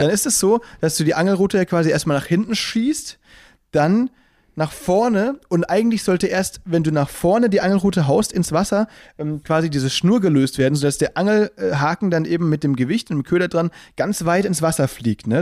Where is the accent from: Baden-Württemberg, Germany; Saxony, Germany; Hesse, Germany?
Baden-Württemberg, Germany; now in Berlin, Germany; wir kommen aus dem Badenerland